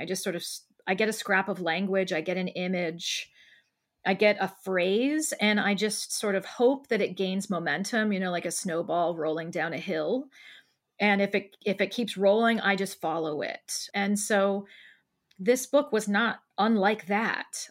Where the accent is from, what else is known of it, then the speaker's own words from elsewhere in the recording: Columbus, Ohio, United States; living here where I live now in Columbus, Ohio, in my hometown.